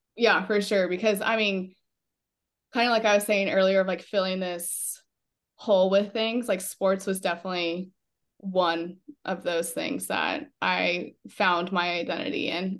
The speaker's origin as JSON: {"language": "English", "town": "Fremont", "region": "Nebraska", "country": "United States", "tie": "born or raised there", "said": "I grew up in Fremont and went to Belfield for elementary school"}